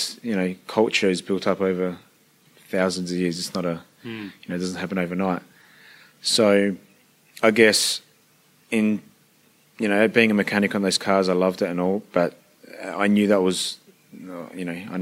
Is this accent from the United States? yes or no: no; Adelaide, South Australia, Australia; first language Italian dialect; English is a second language; I'm just a little Italian boy that grew up in Australia with Italian parents